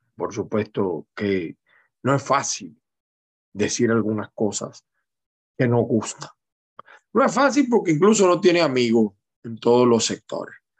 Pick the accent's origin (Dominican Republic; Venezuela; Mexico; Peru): Venezuela; now in United States; como venezolano